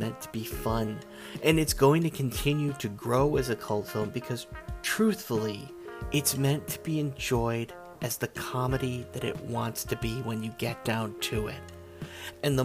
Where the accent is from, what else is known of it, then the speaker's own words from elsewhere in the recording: United States; I'm an American